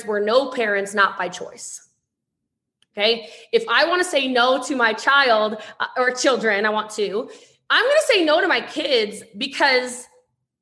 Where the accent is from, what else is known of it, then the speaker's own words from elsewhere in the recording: Maryland, United States; I'm from Maryland